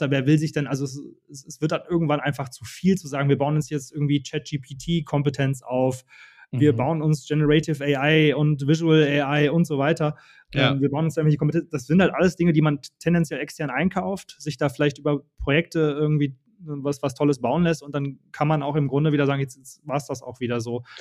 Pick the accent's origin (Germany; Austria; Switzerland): Germany; Dortmund, North Rhine-Westphalia; born there; Also, äh, ich bin ein gebürtiger Dortmunder und bin jetzt auch wieder